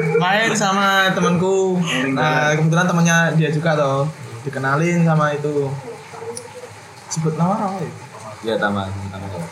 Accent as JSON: {"language": "Indonesian", "town": "Kediri", "region": "East Java", "country": "Indonesia", "moved": "as an adult", "lives_now": "Yogyakarta, Indonesia", "said": "saya aslinya Kediri loh hmm. Kediri Jawa Timur"}